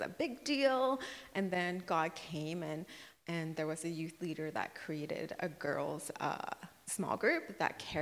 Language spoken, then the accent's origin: English; Brunei; moved away; growing up in Brunei, we would go to someone's house and worship the Lord